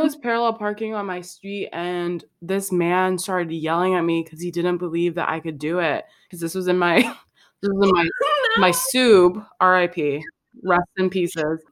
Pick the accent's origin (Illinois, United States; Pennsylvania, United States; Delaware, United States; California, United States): Illinois, United States; Chicago; I'm from Chicago, and so I stand Chicago really hard. And I'm also from the best part of Chicago, which is the South Side